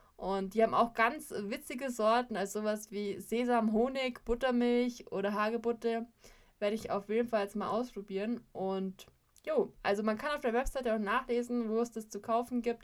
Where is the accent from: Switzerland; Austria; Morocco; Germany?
Germany; Allgäu; als gebürtige Allgäuerin liebe ich es, neue Ideen in unserer Heimat zu entdecken